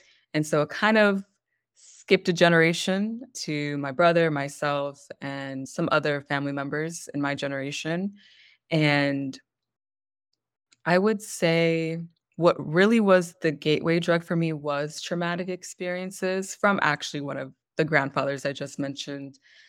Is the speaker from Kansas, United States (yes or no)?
no; California, United States; also born or lived in Michigan / Pennsylvania; So I was born in Michigan, but I didn't live there past, I think, one, if that. So my family went back to Los Angeles, and we moved around a bunch within California, eventually moved to Pennsylvania, Connecticut, Pennsylvania again, Maryland, Pennsylvania again, California